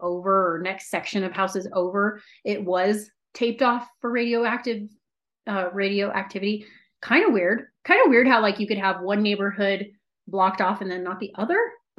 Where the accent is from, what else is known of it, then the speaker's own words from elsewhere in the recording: San Diego, California, United States; born there; I was born in San Diego. And then from there, we lived in Long Beach, the LA area. We moved up to San Francisco. So I've lived like all up and down California